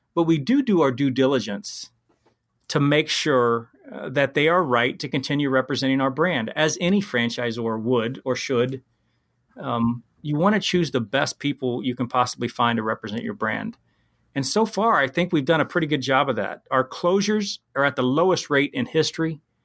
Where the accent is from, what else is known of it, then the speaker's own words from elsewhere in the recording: Columbus, Ohio, United States; also born or lived in Wyoming; I'm from Ohio